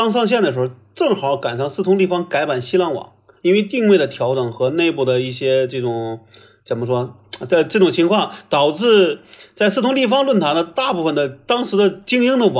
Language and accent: Chinese; Shenyang, Liaoning, China; now in Beijing, China; 就是我确实意识到，说我从沈阳出来到北京，到现在看是一个最正确的决定。